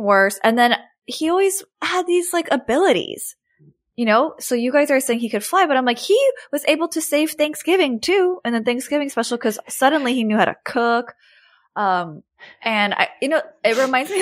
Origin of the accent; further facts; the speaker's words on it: Glendale, California, United States; I grew up in Glendale.